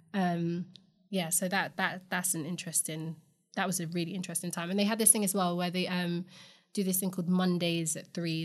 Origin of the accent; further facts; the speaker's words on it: London, United Kingdom; I grew up in Camden